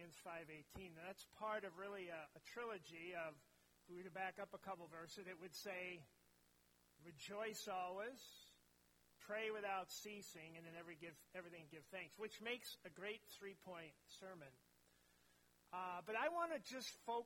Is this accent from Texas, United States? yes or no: no; near Cambridge, East Central Minnesota, United States; moved away as an adult; also born or lived in Mora, Minnesota / Stanchfield, Minnesota / Roseau, Minnesota / Wausau, Wisconsin; I grew up in East Central Minnesota, up around Cambridge